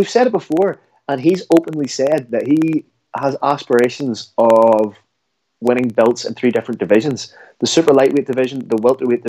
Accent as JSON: {"language": "English", "country": "Ireland", "said": "as an Irishman"}